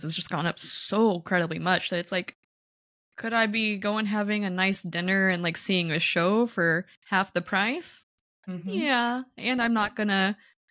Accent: Kansas City, United States; I grew up in Kansas City

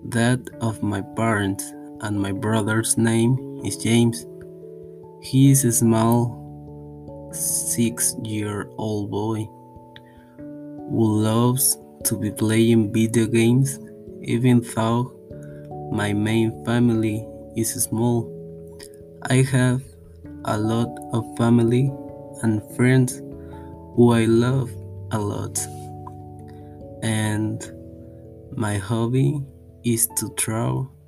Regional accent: Xalapa, Veracruz, Mexico; English is a second language; I'm Mexican. I was born in Jalapa, Veracruz. I speak Spanish and I am learning to speak English. I currently live in Jalapa

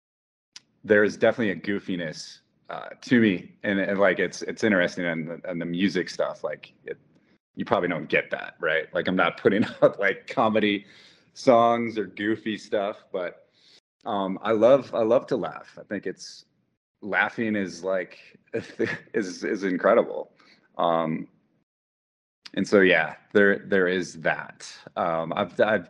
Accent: Wisconsin, United States; I grew up in Wisconsin

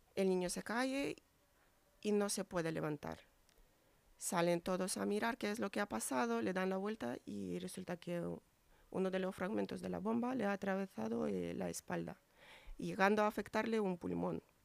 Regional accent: Ukraine; moved away; la situación en mi país

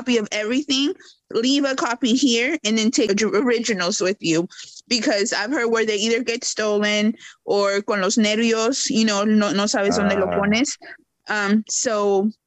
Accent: Georgia, United States; also born or lived in Mexico; now in Louisiana, United States; I was born in Mexico, raised in Georgia, and now I'm living in Louisiana

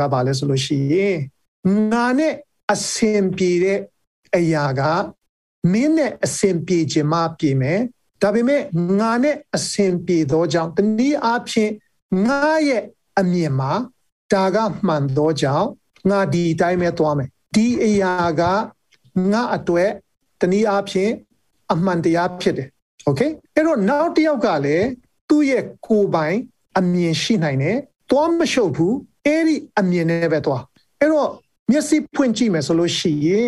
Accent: Taunggyi, Shan State, Myanmar

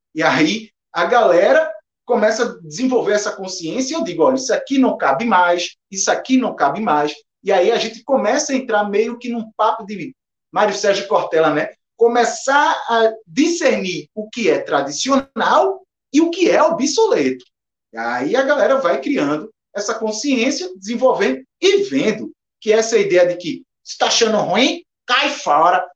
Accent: Recife, Pernambuco, Brazil; eu sou de Recife

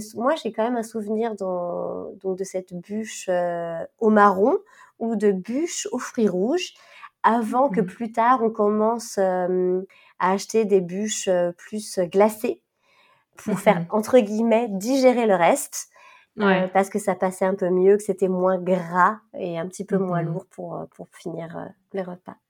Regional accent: France; moved away as an adult; now in Switzerland; Normandie, qui était proche de ma région natale

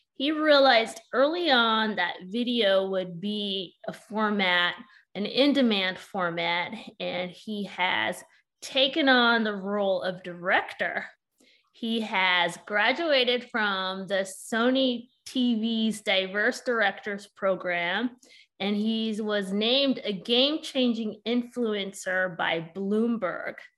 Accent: California, United States; I'm originally from Cali too

